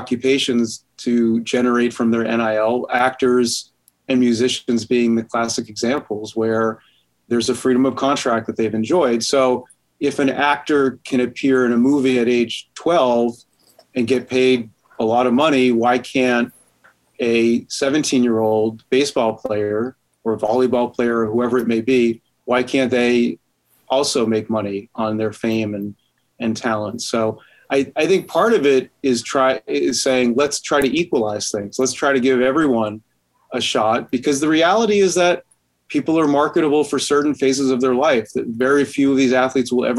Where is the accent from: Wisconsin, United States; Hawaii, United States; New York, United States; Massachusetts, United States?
Massachusetts, United States; also born or lived in Mississippi / New Hampshire; I'm from Massachusetts, I work at UNH, so I'm really a New Englander